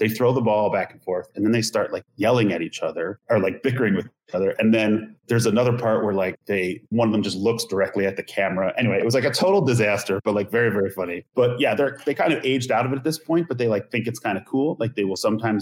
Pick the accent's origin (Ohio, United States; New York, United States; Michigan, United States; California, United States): New York, United States; Long Island; I grew up on Long Island